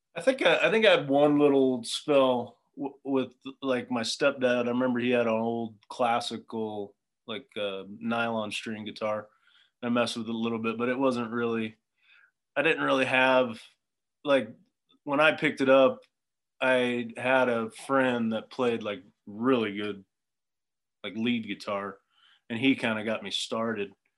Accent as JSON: {"language": "English", "region": "Southern California", "country": "United States", "tie": "born or raised there", "said": "I grew up in Southern California"}